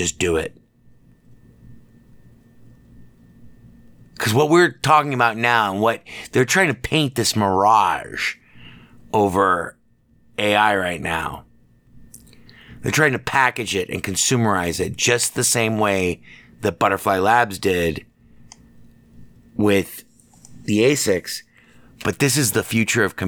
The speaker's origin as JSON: {"language": "English", "town": "Las Vegas", "region": "Nevada", "country": "United States", "tie": "born or raised there", "said": "I'm an American, man. Born and raised here in Las Vegas"}